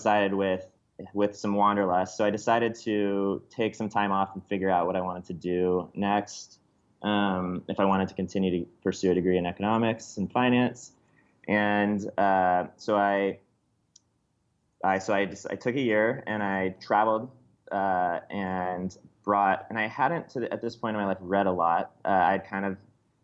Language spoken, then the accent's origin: English; Bay Area, suburb south of San Francisco, California, United States; it started in the Bay Area, in a little suburb just south of San Francisco.